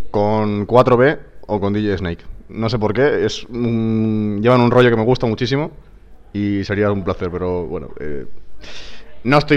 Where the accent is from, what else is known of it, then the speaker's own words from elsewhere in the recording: Chipiona, Andalusia, Spain; Porque se hace en mi pueblo, que es en Cádiz, en Chipiona, y allí pues sería, me parecería acojonante pinchar en un sitio que has estado eh, veraneando toda tu infancia y tienes a toda tu familia allí